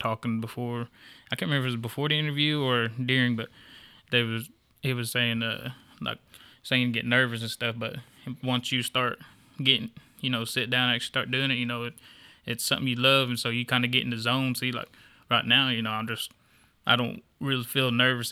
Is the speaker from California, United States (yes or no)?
no; Stilwell, Oklahoma, United States; I'm born and raised in Stillwell